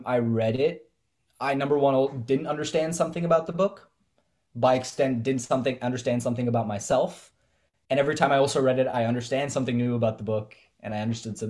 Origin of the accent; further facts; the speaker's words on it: Bay Area, California, United States; I grew up in the Bay Area